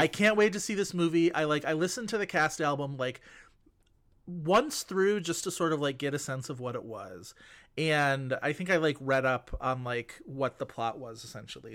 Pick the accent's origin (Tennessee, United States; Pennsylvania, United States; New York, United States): New York, United States; Buffalo; I grew up in Buffalo